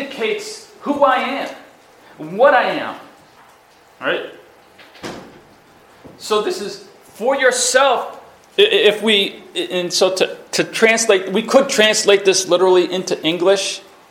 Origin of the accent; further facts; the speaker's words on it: Massachusetts, United States; I'm from Massachusetts